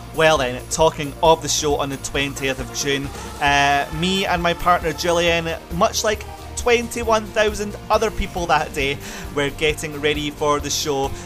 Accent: Scotland, United Kingdom; my home country

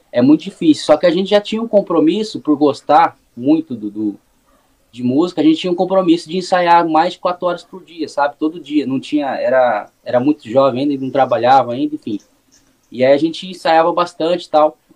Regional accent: Suzano, São Paulo, Brazil; Cara, eu nasci em Suzano. Hoje faz, faz um tempinho, já tô com 31 anos. Morei 26 anos aqui em Suzano.

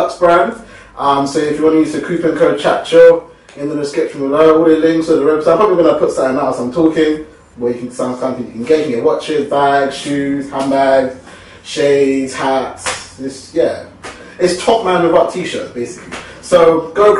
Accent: Uganda; I get told I'm Ghanaian, I'm from Uganda.

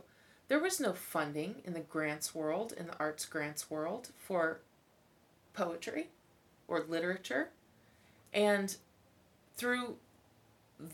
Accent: Kansas City, Kansas, United States; moved away as an adult; also born or lived in Lee's Summit, Missouri; I grew up in Wyandotte County and then spent a little time in Lee Summit at high school

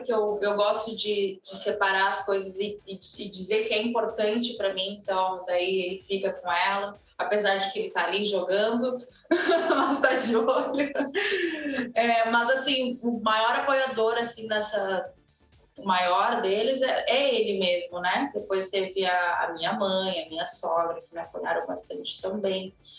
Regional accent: Porto Alegre, Rio Grande do Sul, Brazil; now in Palhoça, Brazil; Eu sou gaúcha. É, o meu marido é de Santa Maria, eu sou de Porto Alegre

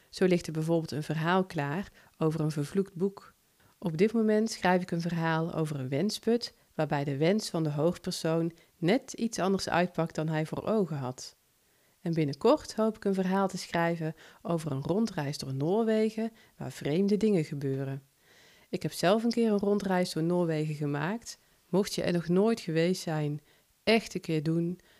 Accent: North Brabant, Netherlands; accent: Brabant; Ik heb een licht Brabants accent, zou dat wel goed vallen?

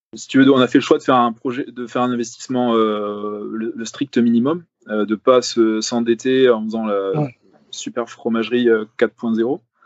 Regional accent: Paris, Île-de-France, France; moved away; j'ai grandi à Paris.

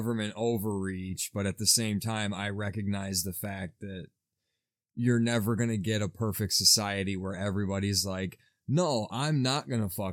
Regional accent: United States; I'm an American

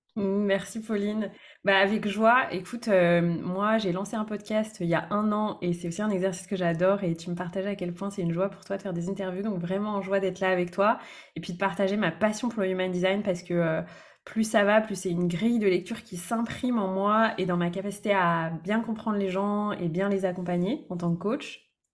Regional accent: Brittany, France; moved away as an adult; also born or lived in Lyon region; Actuellement, je vis euh, en Bretagne, près de là où j'ai grandi, après avoir habité plusieurs années dans la région lyonnaise

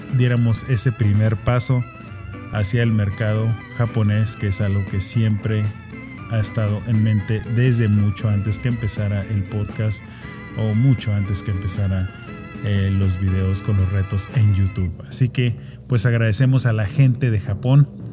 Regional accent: Mexico; now in United States; somos mexicanos

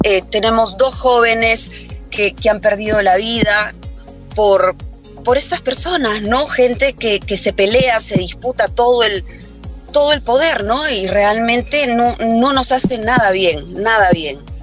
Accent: Peru; para mí como peruana

